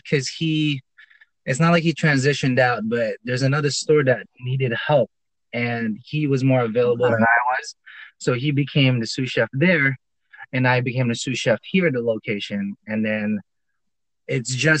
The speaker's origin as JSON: {"language": "English", "country": "Philippines", "tie": "born or raised there", "moved": "yes", "said": "I'm Filipino. I was born and raised there"}